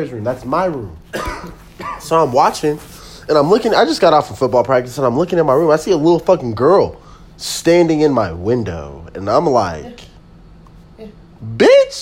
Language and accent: English; Colorado, United States; I'm from Colorado